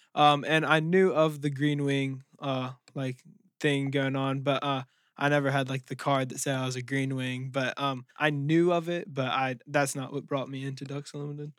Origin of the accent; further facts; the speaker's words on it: Jackson, Mississippi, United States; I was born in Jackson, Mississippi